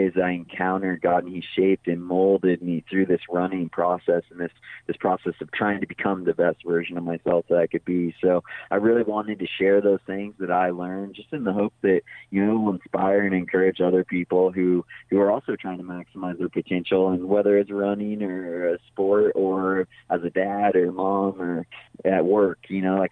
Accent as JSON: {"language": "English", "town": "Big Bear Lake", "region": "California", "country": "United States", "tie": "born or raised there", "said": "I grew up in Big Bear Lake in Southern California, up in the mountains up there"}